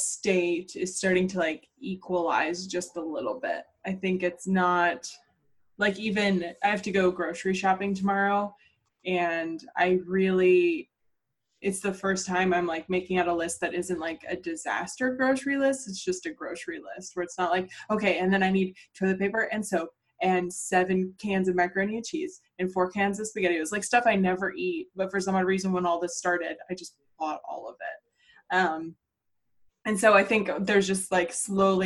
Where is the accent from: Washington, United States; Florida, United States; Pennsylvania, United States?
Pennsylvania, United States; Pittsburgh; accent: Pittsburgh; I'm from Pittsburgh, but that's not what I sound like